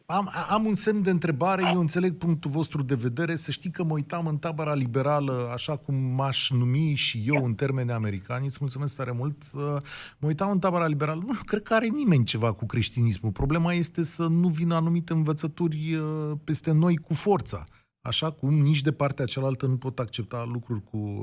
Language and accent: Romanian; Romania; nouă ca români trecuți prin comunism